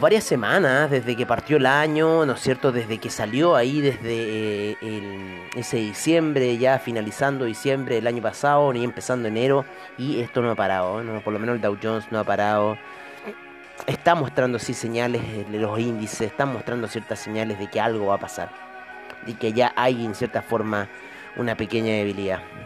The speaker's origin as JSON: {"language": "Spanish", "country": "Chile", "said": "aquí en mi país"}